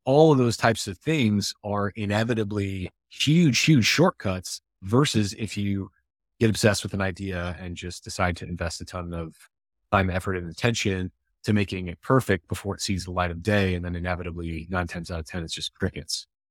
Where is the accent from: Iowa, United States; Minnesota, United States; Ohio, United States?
Iowa, United States; I grew up in Iowa